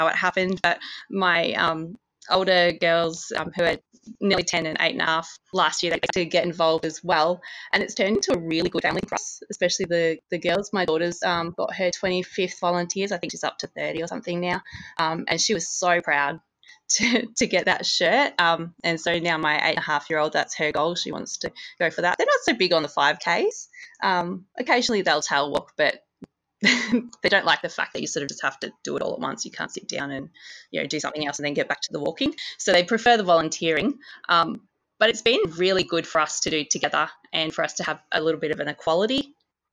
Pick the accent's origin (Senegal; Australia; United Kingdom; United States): Australia; Ballarat, Victoria; now in Broken Hill, Australia; I grew up in Ballarat, where there's a 6K lake